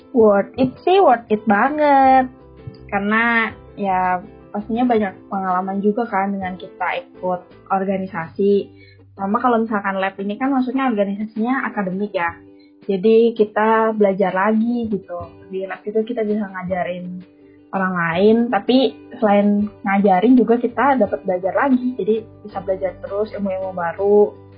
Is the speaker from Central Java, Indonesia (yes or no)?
yes; Tegal, Central Java, Indonesia; moved away as an adult; now in Bandung, Indonesia; aku dari Jawa Tengah, dari kota Tegal